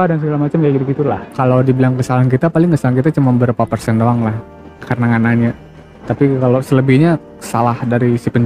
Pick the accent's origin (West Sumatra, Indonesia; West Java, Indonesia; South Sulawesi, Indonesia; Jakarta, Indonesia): West Sumatra, Indonesia; Padang; Karena gua orang Padang, Bro.